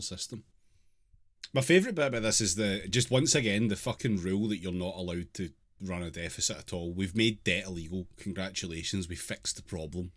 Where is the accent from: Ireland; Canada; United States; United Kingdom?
United Kingdom; me being British